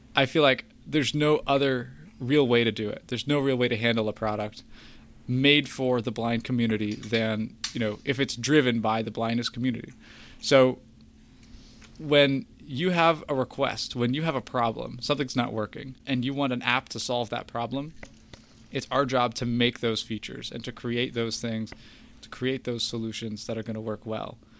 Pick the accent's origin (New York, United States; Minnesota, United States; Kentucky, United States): Kentucky, United States; I'm from Kentucky